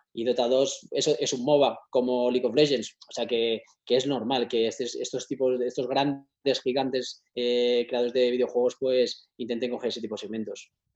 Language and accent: Spanish; Spain; muchos somos españoles